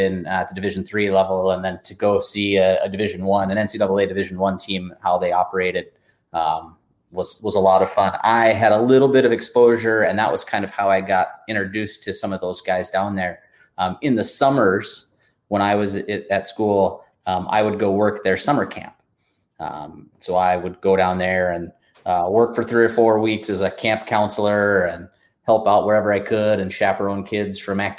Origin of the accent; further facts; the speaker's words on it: Portland, Oregon, United States; I grew up in Portland, Oregon